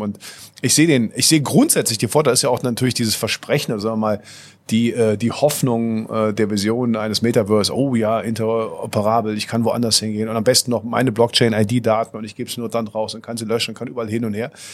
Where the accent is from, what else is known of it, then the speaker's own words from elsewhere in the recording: Cologne, North Rhine-Westphalia, Germany; als Kölner